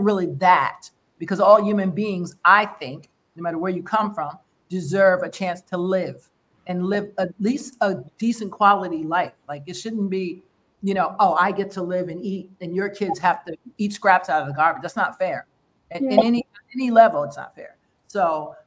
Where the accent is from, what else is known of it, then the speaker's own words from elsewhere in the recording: United States; as American